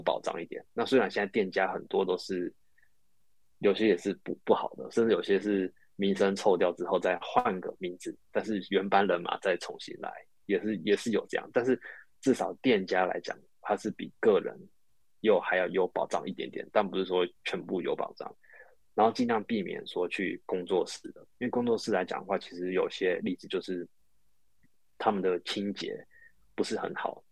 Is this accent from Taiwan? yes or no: yes; Taiwan; 我们台湾人大部分都会被所谓的 A 片的给迷失